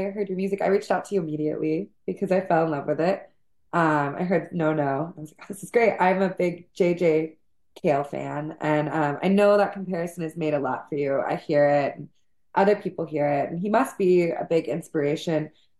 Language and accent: English; Malibu, California, United States; And I kind of grew up close to Ojai, so I understand that beauty.